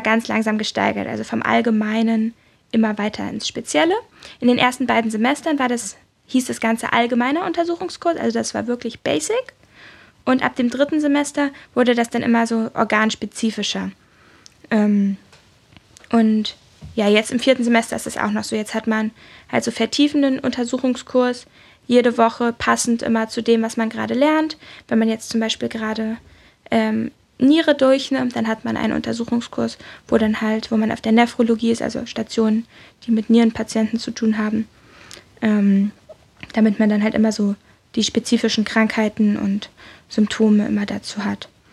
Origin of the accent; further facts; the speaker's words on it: Berlin, Germany; Ich komme aus Berlin